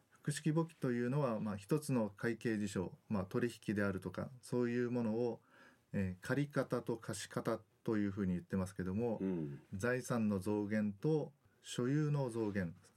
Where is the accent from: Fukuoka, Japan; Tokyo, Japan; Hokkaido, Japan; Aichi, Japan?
Fukuoka, Japan; Kitakyushu; moved away as an adult; also born or lived in Osaka; now in Okinawa, Japan; 私は福岡県の北九州市の出身でで高校までは北九州におりました